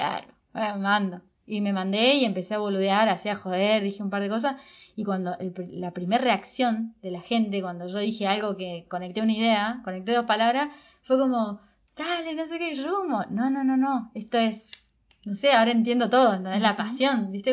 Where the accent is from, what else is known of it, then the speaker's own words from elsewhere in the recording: Córdoba, Argentina; también me crié en Córdoba